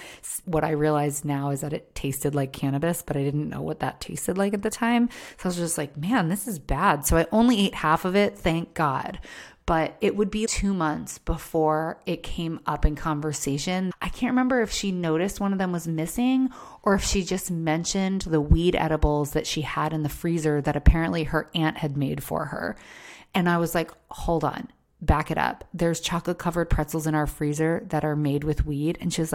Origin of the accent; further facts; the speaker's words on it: Maryland, United States; You know, I was from Maryland. It wasn't legal in Maryland.